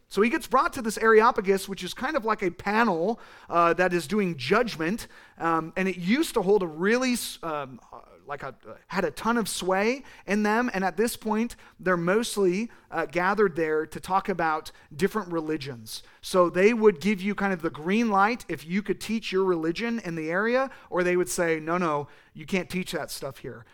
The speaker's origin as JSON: {"language": "English", "region": "California", "country": "United States", "said": "I use that voice 'cause I'm from California, and that's how we talk"}